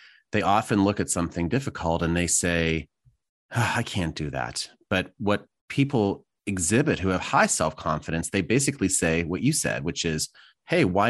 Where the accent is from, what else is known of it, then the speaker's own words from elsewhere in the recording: United States; as an American, I never learned any other language